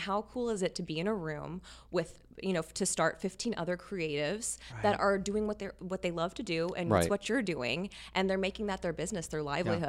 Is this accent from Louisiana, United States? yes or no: yes; Louisiana, United States; moved away; also born or lived in Texas / New York; Louisiana and Texas. I moved around a lot. Gotcha. But yes, I grew up in Louisiana.